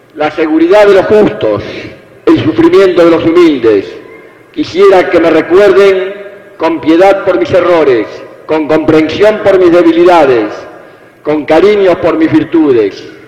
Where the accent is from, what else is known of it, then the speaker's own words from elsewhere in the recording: Argentina; soy un argentino